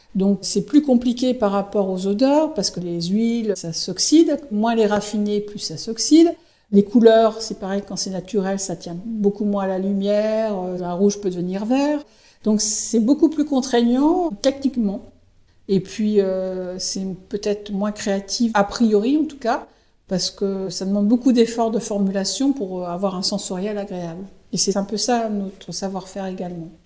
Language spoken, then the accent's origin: French; Saint-Malo, Brittany, France; moved away as an adult; also born or lived in Aix-en-Provence / Vitré / Rouen; je suis de Malouine, Sarvanaise Malouine, et donc euh, ça me semblait évident de revenir euh, sur la région